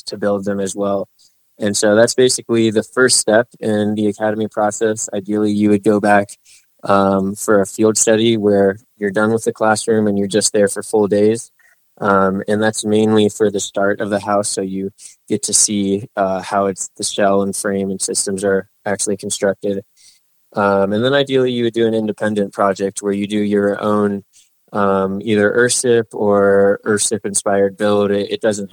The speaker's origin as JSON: {"language": "English", "town": "Fort Myers Beach", "region": "Florida", "country": "United States", "tie": "born or raised there", "also_born_or_lived": "Georgia", "moved": "as an adult", "lives_now": "New Mexico, United States", "said": "I was raised on a small barrier island in Florida"}